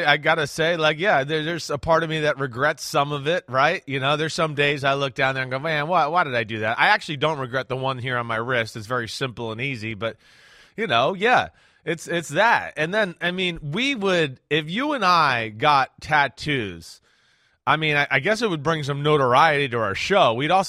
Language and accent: English; New Jersey, United States; Hey, I'm from Jersey.